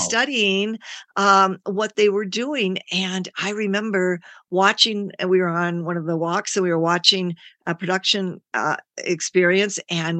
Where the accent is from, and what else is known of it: Livonia, Michigan, United States; born or raised there; also born or lived in Indiana